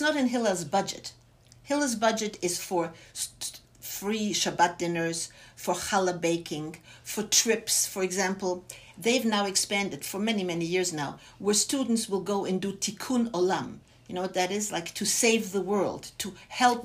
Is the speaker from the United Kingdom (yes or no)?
no; Bavaria, Germany; now in Los Angeles, United States; I was born and raised in Germany, in my parents were Holocaust survivors, and I was raised in three different displaced persons camps in Bavaria